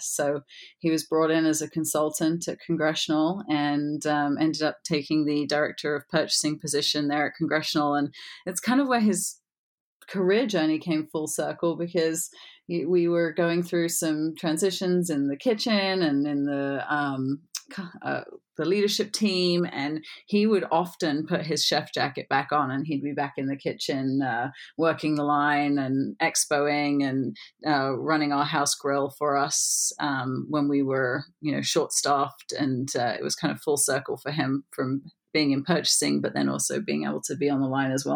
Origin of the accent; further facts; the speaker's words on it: England, United Kingdom; moved away as an adult; also born or lived in Florida; I'm obviously English